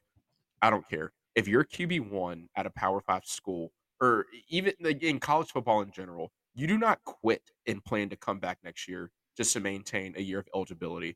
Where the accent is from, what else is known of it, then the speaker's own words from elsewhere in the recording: Tobacco Road, North Carolina, United States; growing up on Tobacco Road